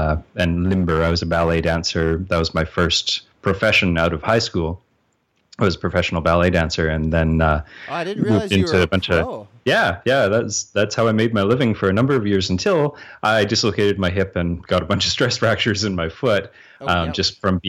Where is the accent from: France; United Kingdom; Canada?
Canada; accent: Canadian; because I'm Canadian